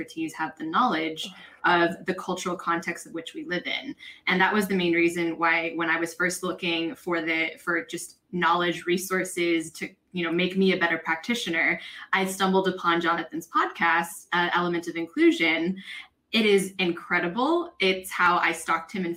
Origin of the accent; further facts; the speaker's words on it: United States; moved away as an adult; now in Spain; I'm a Filipino American who has called Spain home for the last 10 years